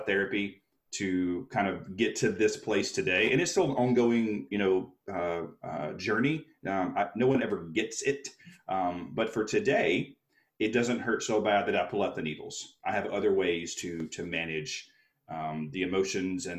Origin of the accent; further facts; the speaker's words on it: Alabama, United States; moved away; also born or lived in New York City; I was a little kid from Alabama who got his dream. I moved to New York City to be a performer